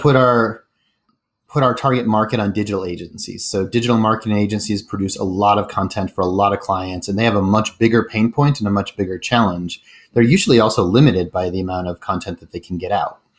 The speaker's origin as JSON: {"language": "English", "town": "Denver", "region": "Colorado", "country": "United States", "tie": "born or raised there", "also_born_or_lived": "San Francisco / Chicago / Rio de Janeiro / Santiago, Chile", "moved": "as an adult", "said": "I grew up in Denver, Colorado, which is where I live again"}